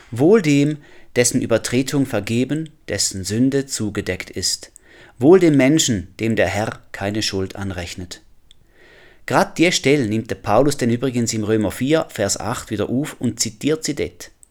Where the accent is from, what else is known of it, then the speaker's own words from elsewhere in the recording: Switzerland; moved away; Ich komme aus der Schweiz. Ich habe einen Schweizer Pass.